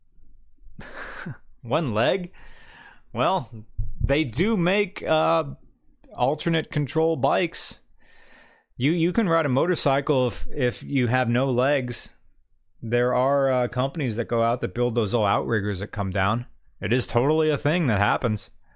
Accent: West Virginia, United States; I'm from West Virginia

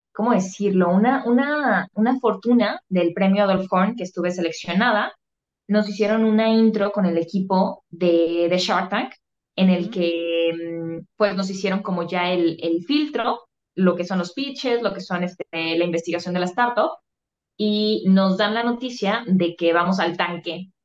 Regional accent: Guadalajara, Jalisco, Mexico; Yo soy tapatía, orgullosamente aquí de Guadalajara, Jalisco.

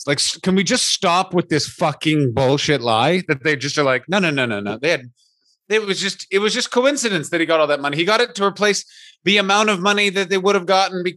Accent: Ottawa, Ontario, Canada; my hometown of Ottawa, Ontario, Canada

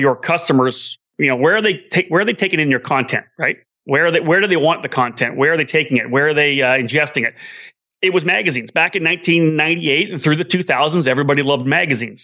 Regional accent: Canada; I'm Canadian

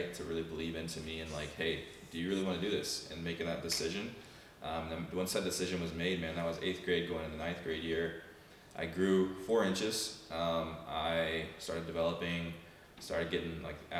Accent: Huntsville, Alabama, United States; moved away as an adult; also born or lived in Mobile, Alabama / Georgia / Florida; born and raised in Huntsville, Alabama

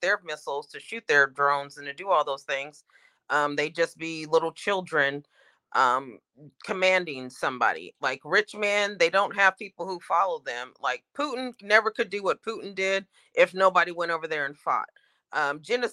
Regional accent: Oregon, United States; I'm from Oregon

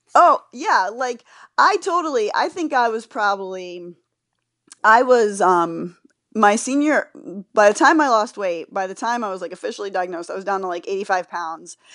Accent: Florida, United States; I grew up in Florida and I was living in Florida

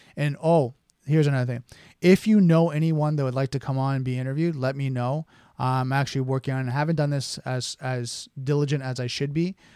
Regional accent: Canada; being a Canadian and, you know, the little brother from the north

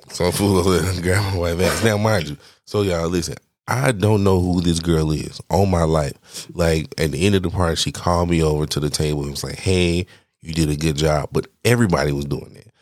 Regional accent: Atlanta, Georgia, United States; I'm from Atlanta

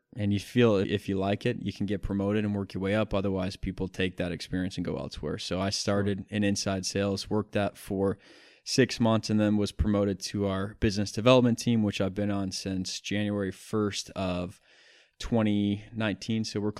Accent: East Lansing, Michigan, United States; I grew up in East Lansing, Michigan

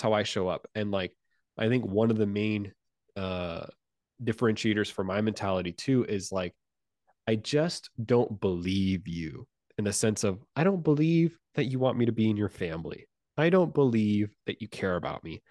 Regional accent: Puerto Rico; English is a second language; moved away; I'm originally from Puerto Rico

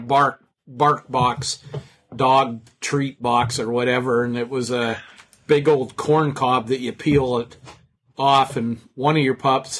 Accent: Ridgway, Pennsylvania, United States; so where are you from? And I was like, little town, Ridgeway.

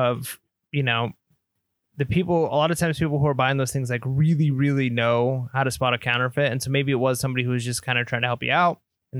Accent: California, United States; now in Texas, United States; I'm a Californian moving to Texas.

